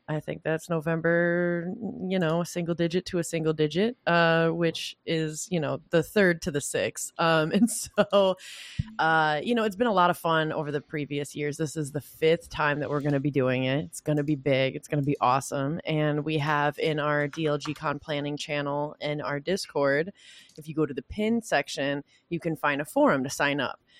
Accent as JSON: {"language": "English", "region": "Michigan", "country": "United States", "said": "I'm from Michigan"}